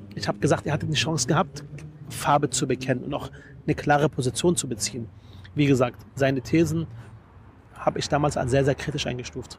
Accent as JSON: {"language": "German", "region": "Berlin", "country": "Germany", "said": "Ich bin Berliner durch und durch"}